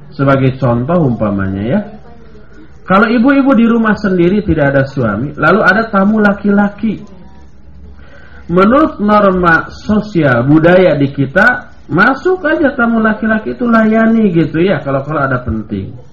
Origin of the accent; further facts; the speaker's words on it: West Java, Indonesia; Saya lewat sebagai orang Sunda, saya lewat nyebut punten sambil membungkuk.